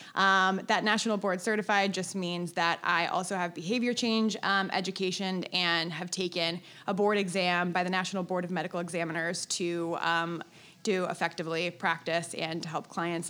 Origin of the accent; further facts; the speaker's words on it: Cincinnati, Ohio, United States; moved away as an adult; also born or lived in Chicago; I'm from Cincinnati, Ohio